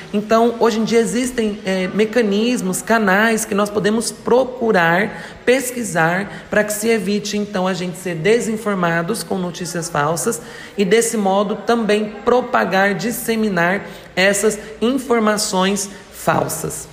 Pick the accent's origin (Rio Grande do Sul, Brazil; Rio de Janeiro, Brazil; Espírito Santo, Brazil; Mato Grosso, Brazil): Mato Grosso, Brazil; interior of; now in Tupã, Brazil; sou do interior de Mato Grosso, atualmente resido aqui em Tupã, no interior de São Paulo há mais de cinco anos.